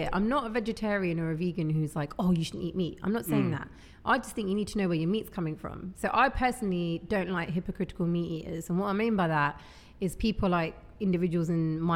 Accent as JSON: {"language": "English", "town": "Hounslow", "region": "London", "country": "United Kingdom", "said": "I'm from West London. I'm from Hounslow."}